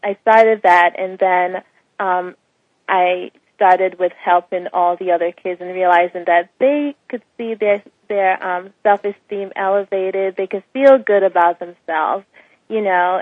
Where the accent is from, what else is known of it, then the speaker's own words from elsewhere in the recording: Bahamas; moved away as an adult; also born or lived in Jamaica; I'm from the Bahamas. Um, my parents are both Jamaicans. Um, I spent part of my life in Jamaica and then the rest in the Bahamas, attending school and graduated